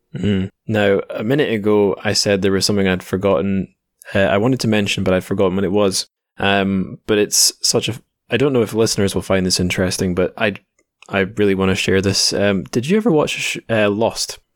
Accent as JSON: {"language": "English", "region": "Scotland", "country": "United Kingdom", "tie": "born or raised there", "said": "growing up in Scotland"}